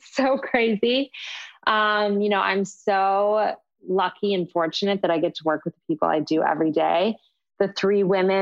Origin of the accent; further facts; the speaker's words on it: Michigan, United States; moved away; where I grew up in Michigan